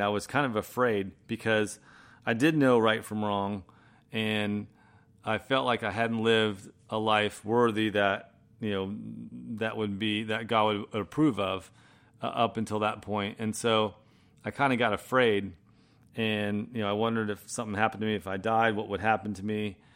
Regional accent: Manchester-by-the-Sea, Massachusetts, United States; moved away; also born or lived in Florida; I grew up in Boston, northeast, uh, of Boston, a little town called Manchester by the Sea

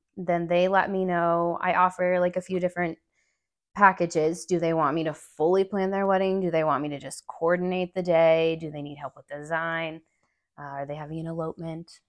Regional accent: Albuquerque, New Mexico, United States; moved away as an adult; now in Durango, United States; I grew up there with my mom

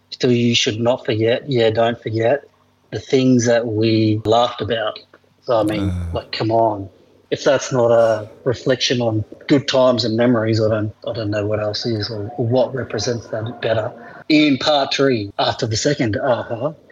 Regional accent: Townsville, Queensland, Australia; moved away; where I grew up in Townsville, my friends and family

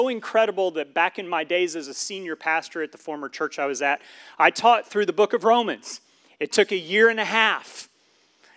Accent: Syracuse, New York, United States; I was born around Syracuse, New York, so we got that Syracuse thing going on

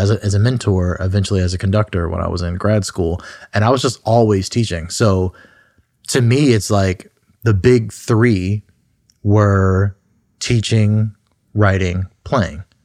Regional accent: Southfield, Michigan, United States; I grew up in Southfield, Michigan, which is just a sur-, suburb right outside of Detroit

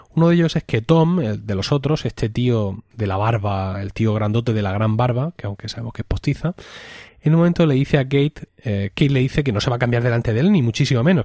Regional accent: Spain; como españoles

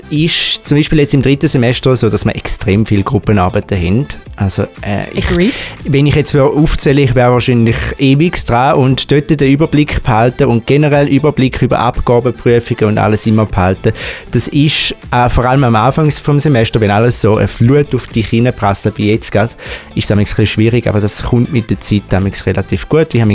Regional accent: St. Gallen, Switzerland; accent: Eastern Swiss; in meinem Dialekt wahrscheinlich schon gehört aus der Ostschweiz, genauer gesagt aus der schönsten Stadt ähm, von der ganzen Schweiz, nämlich von St. Gallen. Ähm, bin dort auch aufgewachsen

